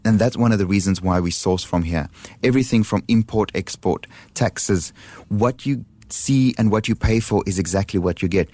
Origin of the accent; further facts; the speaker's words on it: Johannesburg, Gauteng, South Africa; now in Singapore; Johannesburg, which is my hometown